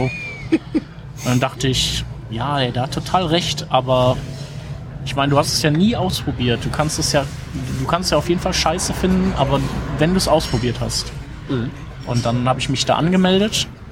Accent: Düsseldorf, North Rhine-Westphalia, Germany; als Düsseldorfer

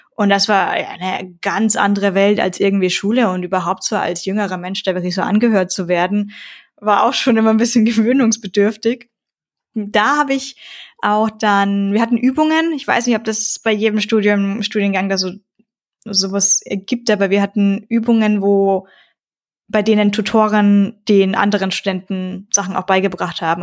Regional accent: Tiefental, near Bayreuth, Upper Franconia, Bavaria, Germany; Ich komme aus dem Divadol

